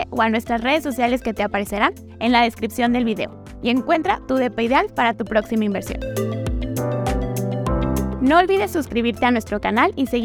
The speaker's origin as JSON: {"language": "Spanish", "country": "Mexico"}